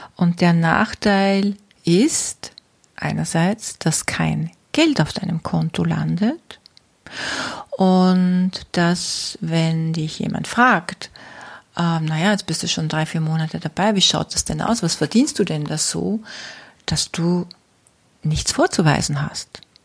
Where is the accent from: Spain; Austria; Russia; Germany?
Austria; bei uns in Österreich